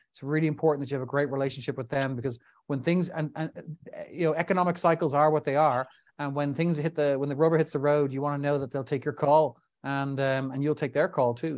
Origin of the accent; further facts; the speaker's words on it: Dublin, Leinster, Ireland; also born or lived in New York; found myself back in my home country of Ireland, Dublin in particular.